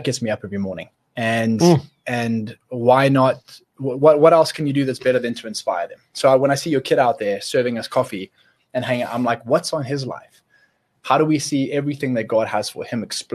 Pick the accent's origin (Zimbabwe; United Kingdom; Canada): Zimbabwe; We grew up in Zimbabwe together.